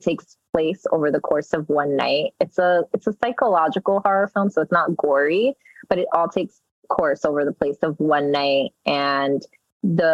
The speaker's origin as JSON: {"language": "English", "town": "New York City", "region": "New York", "country": "United States", "tie": "born or raised there", "first_language": "Spanish", "second_language": "English", "said": "growing up in Jackson Heights, which is a melting pot of rich culture and many diverse groups"}